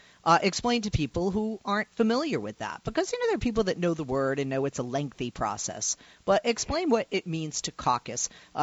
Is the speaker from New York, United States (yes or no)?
no; Massachusetts, United States; I'm from Massachusetts.